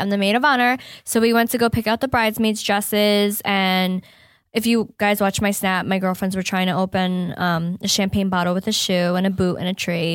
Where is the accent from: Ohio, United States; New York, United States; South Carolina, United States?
New York, United States; upstate; moved away; my mom still lives, um, in my hometown, upstate New York